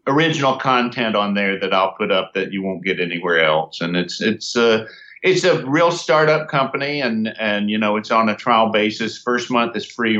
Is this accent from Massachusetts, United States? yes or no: no; North Carolina, United States; my hometown in North Carolina